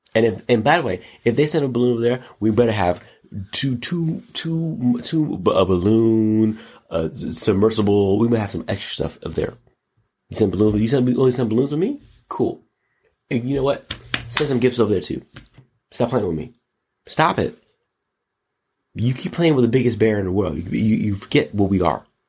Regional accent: United States; I'm an American

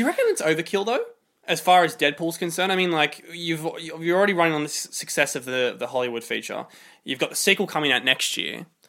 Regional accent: Sydney, New South Wales, Australia; we're from Sydney

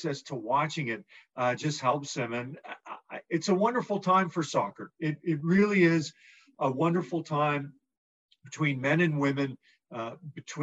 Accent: Edmonton, Alberta, Canada; growing up in Edmonton

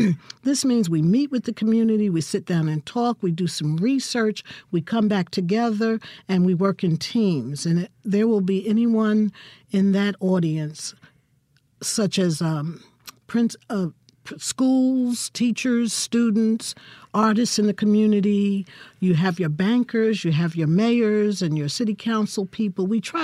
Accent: Newark, New Jersey, United States; moved away as an adult; also born or lived in Texas; now in Jackson, United States; I'm from Newark, New Jersey.

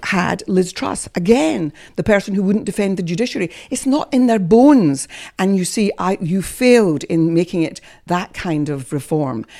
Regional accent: Scot, Scotland, United Kingdom; moved away; I have practiced for many years at the English Bar, despite being a Scot

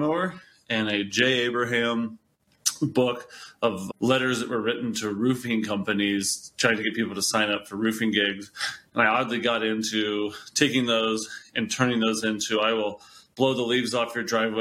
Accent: Georgia, United States; now in Boulder, United States; I grew up in Georgia.

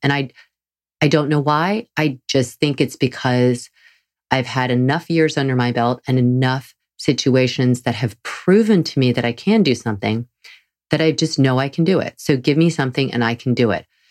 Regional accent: the South, United States; I'm from the South.

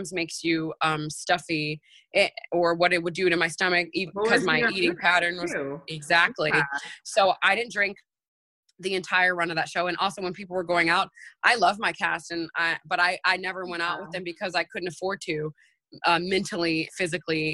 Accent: New York City, New York, United States; moved away as an adult; now in Los Angeles, United States; I'm a New Yorker and I'm used to the go, go, go

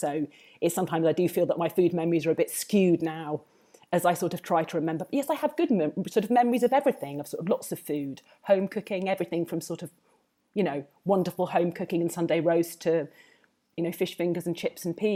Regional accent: Hertfordshire, East of England, United Kingdom; also born or lived in Southampton; now in Rome, Italy; I grew up in Hertfordshire. So just outside London.

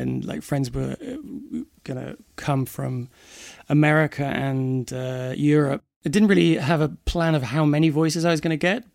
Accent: Bedford, East of England, United Kingdom; now in London, United Kingdom; I was born in Bedford, which is about 50 miles north of London, but I've been living in London for the last 24 years

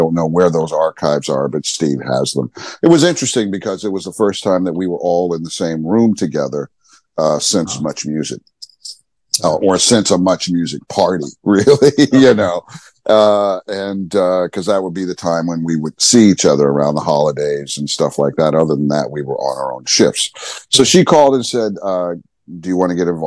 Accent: Montreal, Quebec, Canada; moved away as an adult; now in Toronto, Canada; I'm from Montreal

